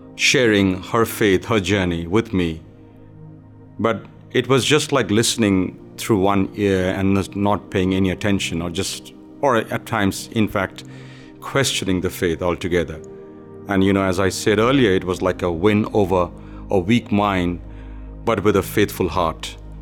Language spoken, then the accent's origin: English; India; moved away; Being born and raised in India into a mixed belief of Hindu religion and communist belief